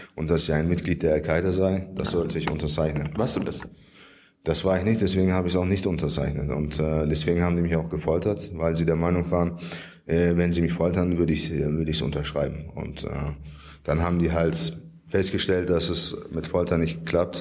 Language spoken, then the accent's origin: German; Germany; Ich bin in Deutschland geboren und habe immer in Deutschland gelebt